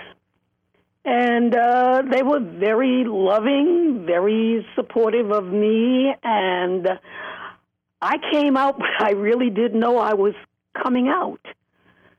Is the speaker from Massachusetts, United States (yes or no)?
yes; Boston, Massachusetts, United States; also born or lived in Manhattan, New York; now in San Francisco, United States; I grew up in Boston, Massachusetts.